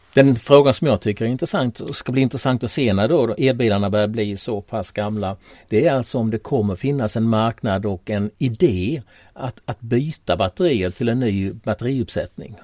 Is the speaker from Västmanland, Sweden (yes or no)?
no; Tollarp, Skåne, Sweden; moved away; Tollarp där jag växte upp en gång i tiden